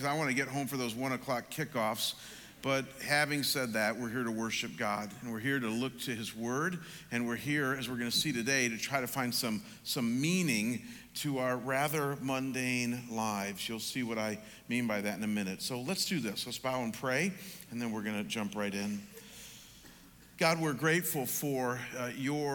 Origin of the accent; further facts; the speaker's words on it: Midwest, United States; moved away as an adult; now in the desert (US Southwest); as a kid growing up in the Midwest